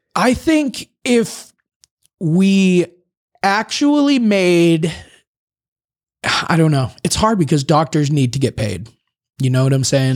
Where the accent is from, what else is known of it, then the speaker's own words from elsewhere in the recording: Boston, Massachusetts, United States; I'm from Boston